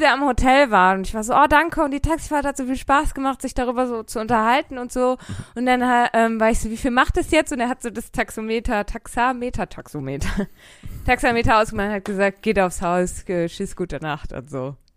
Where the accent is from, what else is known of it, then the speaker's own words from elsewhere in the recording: Ruhr area, North Rhine-Westphalia, Germany; ich komme aus dem Ruhrgebiet